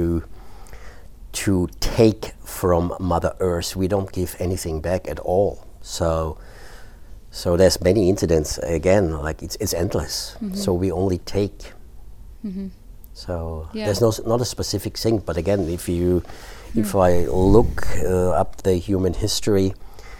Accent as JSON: {"language": "English", "country": "Austria", "first_language": "German", "second_language": "English", "moved": "yes", "lives_now": "Norway", "said": "my home country, Austria."}